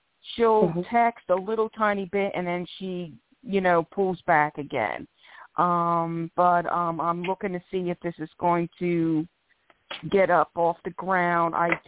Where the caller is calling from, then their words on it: Philadelphia, Pennsylvania, United States; I'm calling in from Philadelphia, PA.